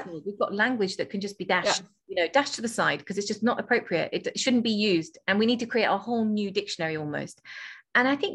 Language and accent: English; England, United Kingdom; I'm from England